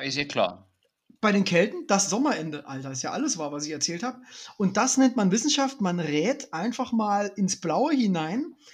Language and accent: German; Dresden, Saxony, Germany; now in Cologne, Germany; wenn ich an meine Kindheit in meiner alten Heimat Dresden zurückdenke, ähm, das ist natürlich, also der Osten Deutschlands ist jetzt echt keine Karnevalshochburg.